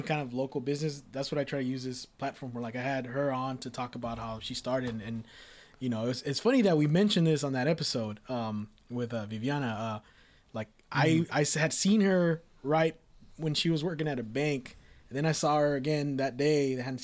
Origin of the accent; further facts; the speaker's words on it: Richmond, United States; moved away; I'm originally from Richmond